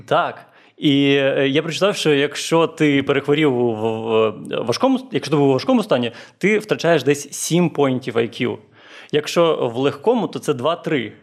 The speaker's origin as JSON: {"language": "Ukrainian", "town": "Chornomorsk", "region": "Odesa Oblast", "country": "Ukraine", "said": "я з Чорноморська, це таке невелике місто, і там кожні 5 хвилин ходять маршрутки до Одеси."}